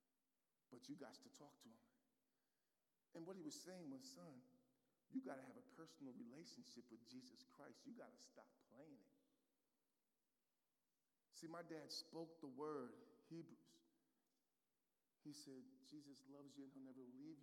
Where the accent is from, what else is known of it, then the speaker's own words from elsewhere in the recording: United States; moved away; my hometown team, the New York Giants